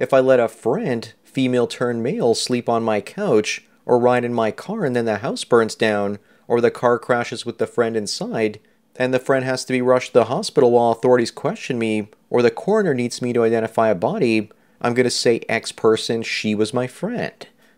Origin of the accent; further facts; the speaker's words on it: California, United States; I'm a black male in my mid-30s, growing up in Southern California, in a small mountain town, mostly white.